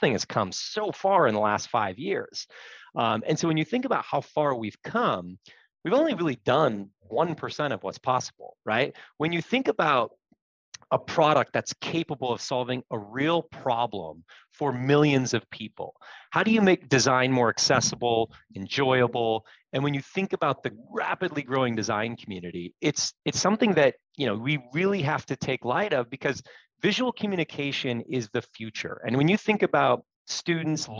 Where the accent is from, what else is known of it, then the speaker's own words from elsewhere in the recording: Seattle, Washington, United States; moved away as an adult; also born or lived in Reno; Born and raised in Seattle, moved out for a few years, and then spent the last 13, 14 years back here at home with the family.